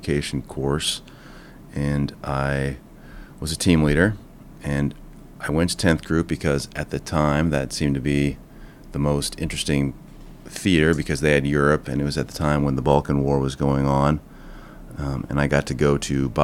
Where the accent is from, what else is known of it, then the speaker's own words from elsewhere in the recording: Minnesota, United States; I'm from Minnesota, and my father had been in the Army